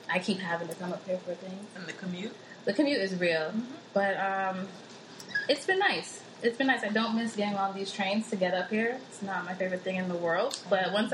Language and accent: English; Queens, New York, United States; Hey guys, it's … we come from Queens.